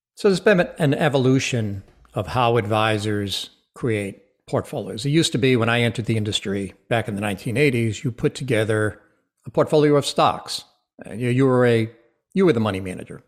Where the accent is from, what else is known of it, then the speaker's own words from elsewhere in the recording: Rhode Island, United States; I am, was born and raised in Rhode Island